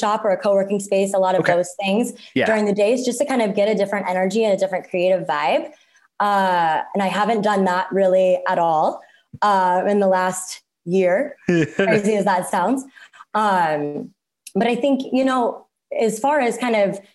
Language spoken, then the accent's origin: English; Cincinnati, Ohio, United States; now in Phoenix, United States; I grew up in the Midwest in Cincinnati, Ohio.